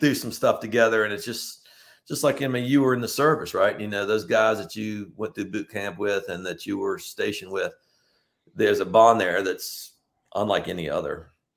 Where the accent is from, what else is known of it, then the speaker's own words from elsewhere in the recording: Richmond, Virginia, United States; moved away as an adult; now in Charleston, United States; a Southern boy growing up in Richmond, the capital of Confederacy, where I grew up in Eastern Hanover